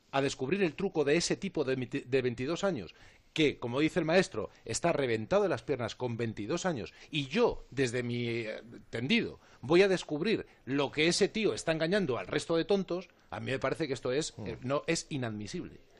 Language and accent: Spanish; Madrid, Community of Madrid, Spain; yo, yo soy madrileño.